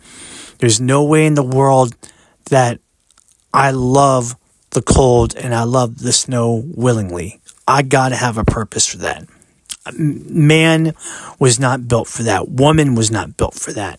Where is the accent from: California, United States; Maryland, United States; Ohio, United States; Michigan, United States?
Maryland, United States; I grew up in the United States, I was born here